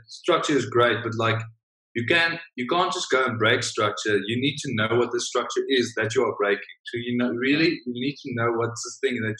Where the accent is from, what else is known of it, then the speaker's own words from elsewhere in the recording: South Africa; being a South African in the big American system over there